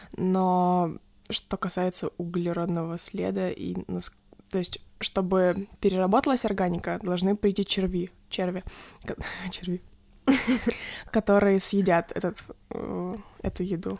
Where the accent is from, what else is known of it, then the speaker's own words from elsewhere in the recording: Kharkiv Oblast, Ukraine; Когда меня спрашивают, откуда я, я говорю, что из Харькова